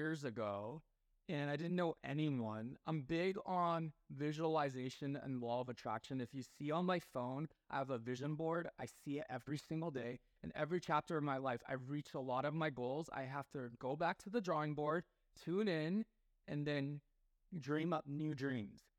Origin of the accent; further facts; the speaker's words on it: Taiwan; I'm from Taiwan